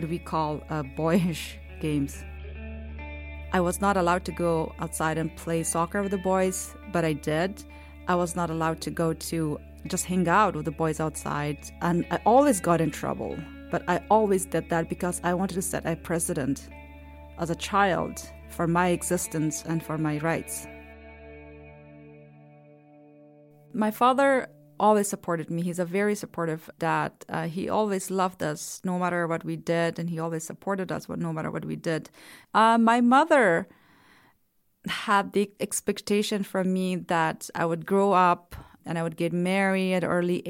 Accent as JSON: {"language": "English", "region": "Kabul", "country": "Afghanistan", "tie": "born or raised there", "moved": "yes", "said": "I was born in Afghanistan, in the capital, Kabul."}